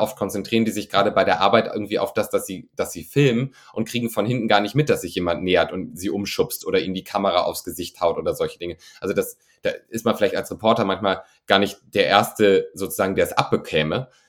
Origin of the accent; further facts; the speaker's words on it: rural northern Germany, Germany; now in Cologne, Germany; Ich wohne in, ich wohne in Köln, ich bin natürlich auch für Drehs auf den großen Städten unterwegs. Das ist ein anderes Leben als da, wo ich herkomme vom norddeutschen Land